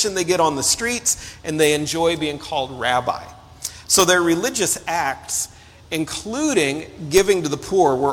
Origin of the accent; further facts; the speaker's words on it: Illinois, United States; I grew up in Illinois.